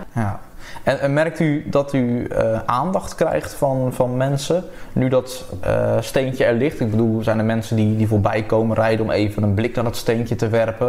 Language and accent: Dutch; Krimpen aan den IJssel, South Holland, Netherlands; Ik kom inderdaad uit Krimpen aan de IJssel. Geboren en getogen.